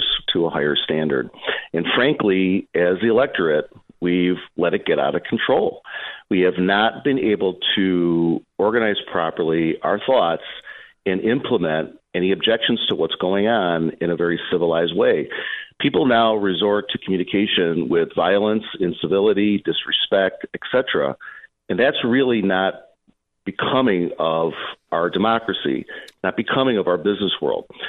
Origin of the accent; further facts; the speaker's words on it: Berwyn, Illinois, United States; I grew up in Berwyn, you know, not too different from Elvis Park